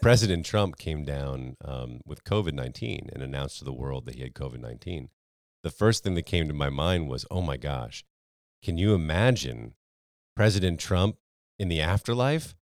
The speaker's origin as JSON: {"language": "English", "region": "Connecticut", "country": "United States", "tie": "born or raised there", "said": "I grew up in Connecticut"}